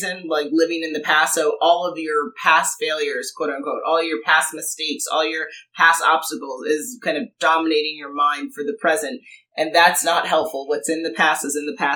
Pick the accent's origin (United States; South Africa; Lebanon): United States; New York; moved away; I'm from New York originally